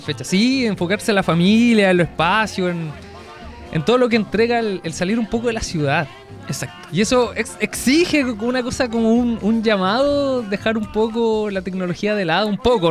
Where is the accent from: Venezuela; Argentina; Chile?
Chile; now in Concepción, Chile; como buen chileno